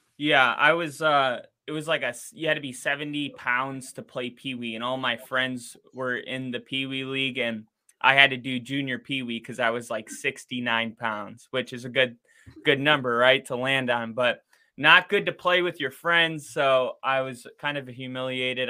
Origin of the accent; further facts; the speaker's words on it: Wisconsin, United States; being raised in Wisconsin